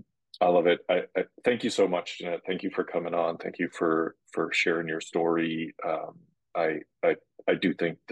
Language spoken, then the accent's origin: English; Boston, Massachusetts, United States; growing up in Boston